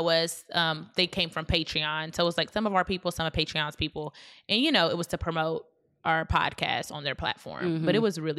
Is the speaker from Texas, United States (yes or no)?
yes; Dallas, Texas, United States; We drove from Houston to Dallas, mm-hmm. my hometown.